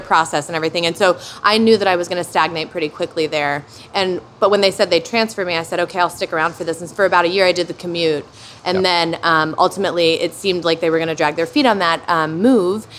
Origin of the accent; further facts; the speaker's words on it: Hamilton, Ohio, United States; Hamilton where I grew up, a sub a, like a not even a suburb of Cincinnati, a very small town between Dayton and Cincinnati, Ohio